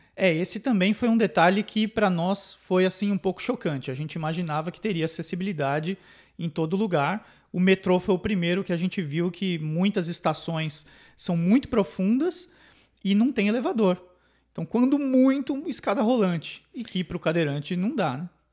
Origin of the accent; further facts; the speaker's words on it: São Paulo, Brazil; moved away as an adult; also born or lived in Northeast Brazil; now in Canada; eu sou de São Paulo e o único lugar que eu tinha morado fora de São Paulo era no nordeste do Brasil